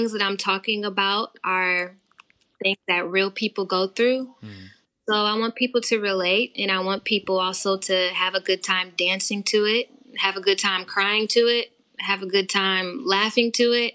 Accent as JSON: {"language": "English", "town": "Detroit", "region": "Michigan", "country": "United States", "moved": "yes", "lives_now": "Los Angeles, United States", "said": "I'm originally from Detroit"}